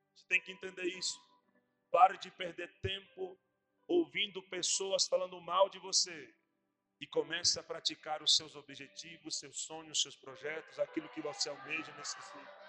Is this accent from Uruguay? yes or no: yes; Montevideo, Uruguay; moved away as an adult; also born or lived in Rio Grande do Sul, Brazil; now in Brazil; Há 11 anos já vai ser que estou no Brasil. Sou da capital do Uruguai, Montevidéu